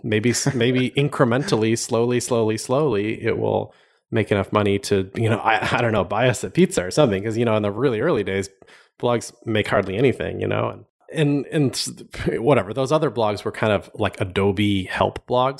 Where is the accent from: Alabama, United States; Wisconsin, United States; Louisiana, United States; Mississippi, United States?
Wisconsin, United States; Madison; moved away as an adult; also born or lived in Milwaukee, Wisconsin / California / Miami, Florida; I grew up in, a, around Madison, Wisconsin